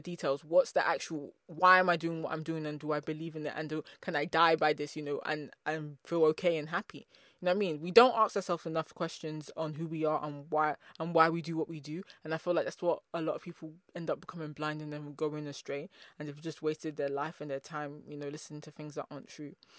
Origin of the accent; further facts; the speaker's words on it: England, United Kingdom; I'm from England